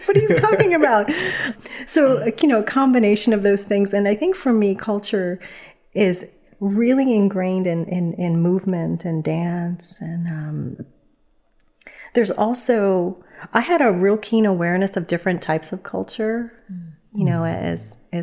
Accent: New York City, New York, United States; moved away; I was born and raised in the Bronx

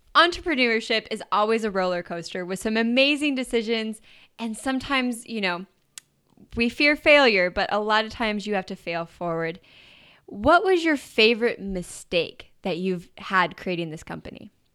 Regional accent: Idaho, United States; now in San Diego, United States; growing up in Idaho. But living in San Diego

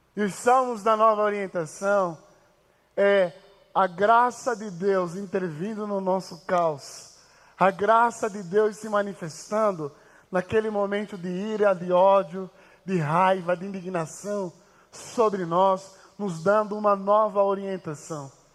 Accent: Angola; moved away as an adult; now in Brazil; Eu vim de Angola e eu vim de uma família muito pobre, inclusive. Quando eu recebi a proposta para vir estudar o Brasil

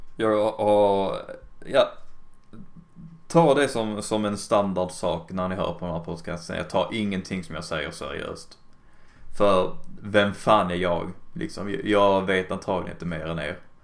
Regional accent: Skåne, Sweden; jag är bara tysk skånska i och för sig

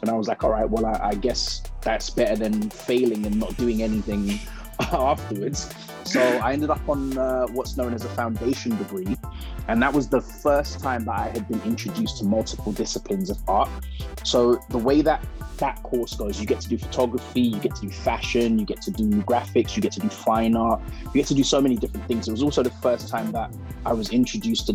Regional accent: London, United Kingdom; I am a British born Nigerian, and I grew up in London, studied in London, grew up

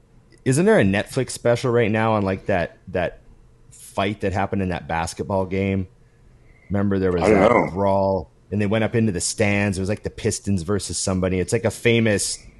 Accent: Canada; As a Canadian

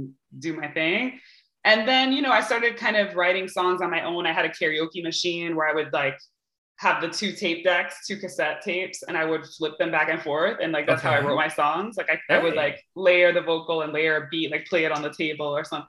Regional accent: Hartford, Connecticut, United States; I was born in Hartford, Connecticut, to Cuban and Puerto Rican parents

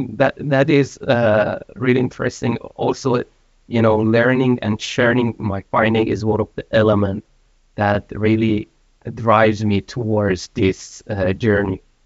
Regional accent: Iran; moved away as an adult; also born or lived in Malaysia; now in Sweden; I'm from Iran. I've been in Sweden for one and a half year. Prior to that, I was living in Malaysia for uh, about 15 years

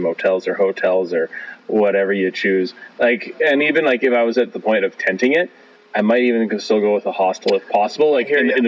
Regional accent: Grimshaw, Alberta, Canada; me growing up in Grimshaw, we'd only have about 5 hours of daylight

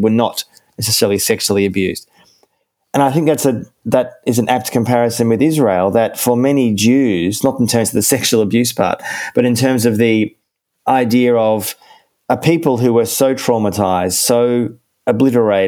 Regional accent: Melbourne, Victoria, Australia; I was born in Melbourne in Australia in 1974, and I grew up in a fairly typical Jewish home

